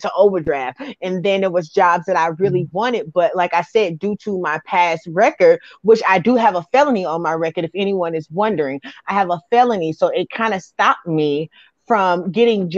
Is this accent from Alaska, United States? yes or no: no; New York City, New York, United States; also born or lived in Alton, Illinois; now in St. Louis, United States; I was actually born and raised in Brooklyn, New York, and then I relocated to Alton, Illinois.